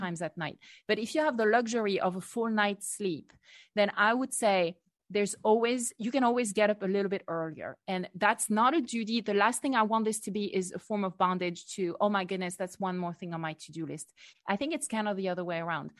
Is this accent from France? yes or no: yes; France; moved away as an adult; growing up in France